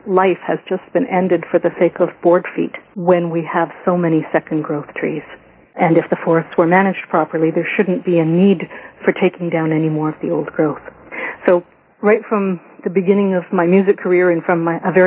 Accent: Ontario, Canada; I grew up in Ontario

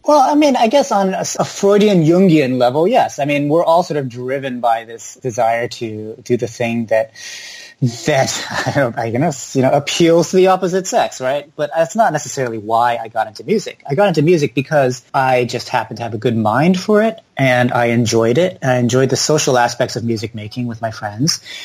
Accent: Palo Alto, California, United States; I grew up in Palo Alto, California, which is very tech and science dominated

